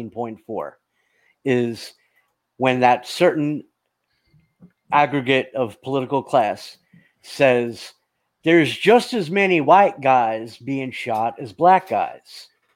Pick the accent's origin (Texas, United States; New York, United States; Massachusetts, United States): New York, United States; now in Georgia, United States; I'm a New Yorker. I'm a New Yorker, right?